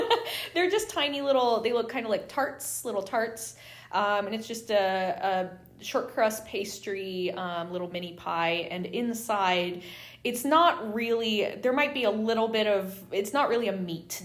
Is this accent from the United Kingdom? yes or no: yes; United Kingdom; being British